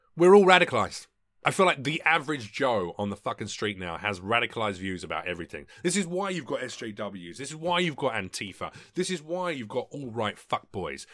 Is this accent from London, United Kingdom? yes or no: yes; London, United Kingdom; moved away as an adult; now in United States; my local M P, back in England, so back in London